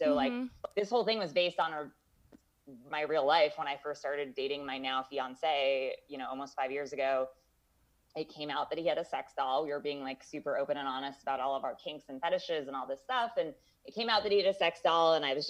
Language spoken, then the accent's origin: English; Los Angeles, California, United States; I'm from the Valley originally, and I've always like rejected my roots of like being from the Valley.